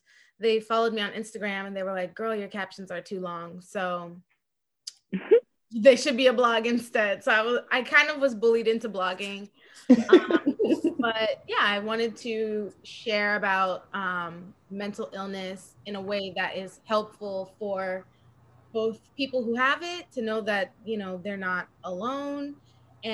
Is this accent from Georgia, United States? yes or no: yes; Atlanta, Georgia, United States; also born or lived in New York City; I am from Atlanta, Georgia, but I go back and forth between New York City and Georgia